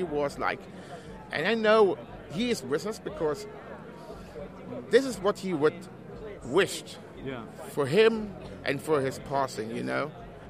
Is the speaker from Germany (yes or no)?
yes; Germany; English is a second language; I'm actually from Germany, and I'm just over for the weekend